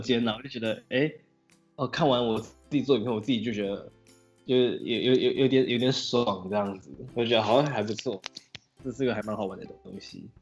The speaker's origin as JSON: {"language": "Chinese", "town": "Sanchong", "region": "New Taipei", "country": "Taiwan", "moved": "as an adult", "lives_now": "Taitung, Taiwan", "said": "沙丁坡，三重人"}